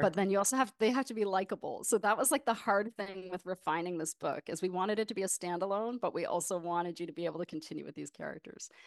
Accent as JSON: {"language": "English", "town": "Windsor", "region": "Ontario", "country": "Canada", "tie": "born or raised there", "also_born_or_lived": "Toronto, Canada / New York, United States", "moved": "as an adult", "lives_now": "Brooklyn, United States", "said": "I was raised just across the border in Ontario near Windsor, Detroit area"}